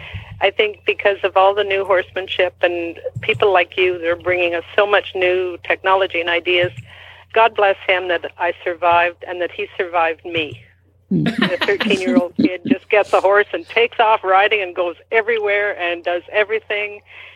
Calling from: Canada; I'm calling from Canada, by the way.

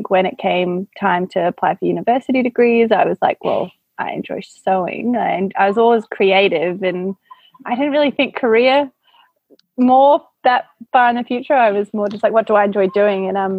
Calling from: Melbourne, Victoria, Australia; I am in Victoria, Melbourne, in my studio in Brunswick.

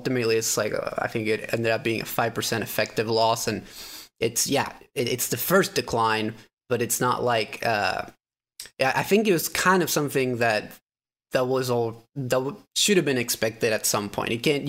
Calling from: Minnesota, United States; Minnesota. Very cold.

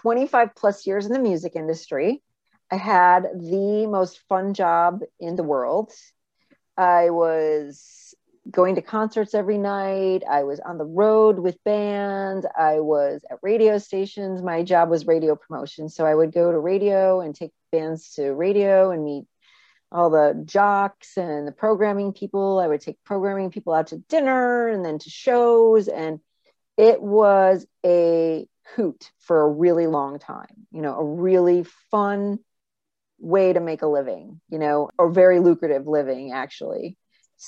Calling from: Saratoga Springs, New York, United States; I live in upstate New York, Saratoga Springs, by the racetrack.

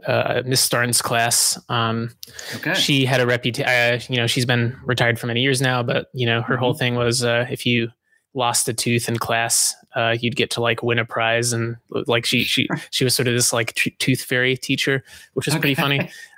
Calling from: Brooklyn, New York, United States; I'm calling in from Brooklyn.

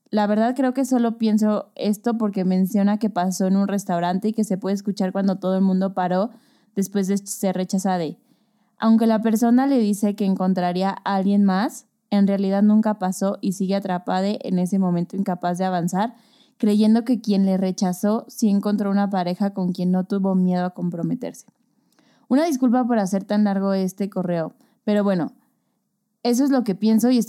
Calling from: Toluca, State of Mexico, Mexico; Hace poco les escribí en Instagram sobre Epiphany. Soy de Toluca y me encanta su podcast

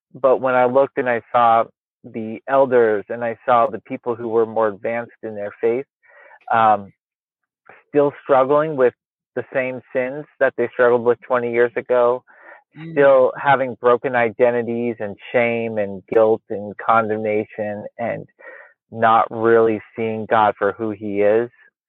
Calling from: Portland, Oregon, United States; We still have daylight. I'm in Portland, Oregon. Technically

